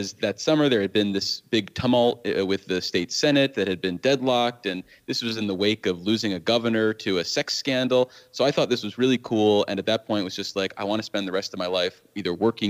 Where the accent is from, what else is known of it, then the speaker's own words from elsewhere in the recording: Saratoga Springs, New York, United States; born and raised in Saratoga Springs